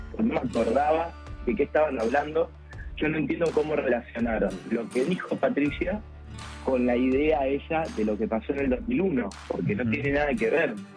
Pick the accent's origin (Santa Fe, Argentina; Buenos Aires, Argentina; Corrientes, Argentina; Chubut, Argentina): Chubut, Argentina; 28 de Julio; siempre desenvolví toda mi vida y me crié el 28 de julio en la chacra